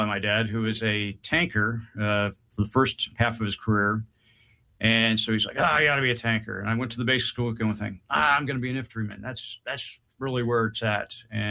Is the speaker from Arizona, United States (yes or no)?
no; Kansas, United States; moved away as an adult; But my last 8 years I spent growing up in Kansas, so I've got a little bit of that Midwestern part, but haven't been back since I left at 18.